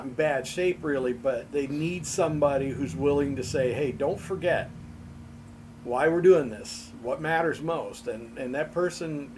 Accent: United States; I'm an American

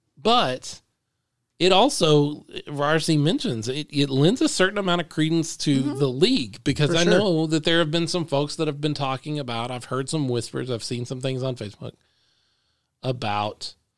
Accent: Dallas–Fort Worth Metroplex, Texas, United States; I'm from the Metroplex.

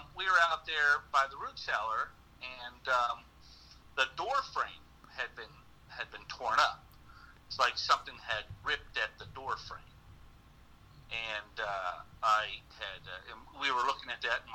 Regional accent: Arthurdale, West Virginia, United States; I grew up in Arthurdale, West Virginia

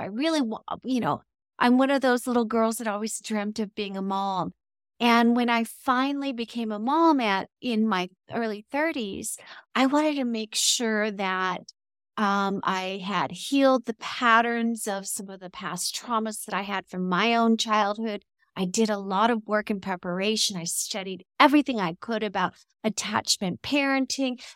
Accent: California, United States; moved away as an adult; now in Mexico; we're from California

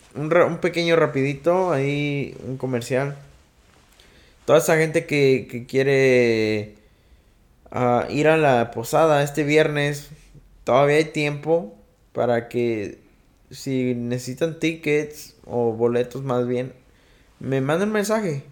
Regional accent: Mexico City, Mexico; Y yo, yo soy chilango

